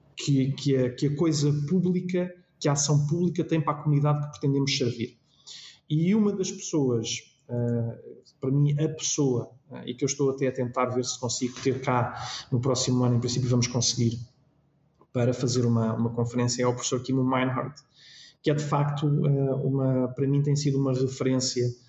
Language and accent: Portuguese; Lisbon, Portugal; também tenho o privilégio de poder morar na minha freguesia e, portanto, foi onde eu nasci, foi onde eu cresci, é onde eu hoje moro